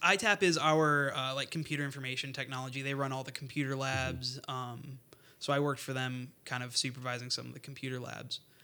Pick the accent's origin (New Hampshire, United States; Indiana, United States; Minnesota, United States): Indiana, United States; Northwest; I'm originally from Northwest Indiana